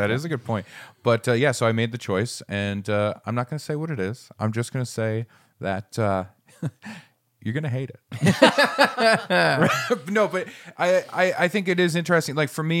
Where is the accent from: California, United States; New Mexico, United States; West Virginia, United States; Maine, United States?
Maine, United States; I grew up in Maine where it's like the cold is the cold.